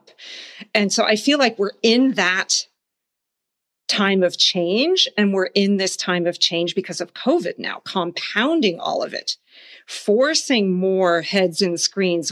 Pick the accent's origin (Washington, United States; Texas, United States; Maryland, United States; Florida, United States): Texas, United States; Houston; also born or lived in Munich; I grew up in Houston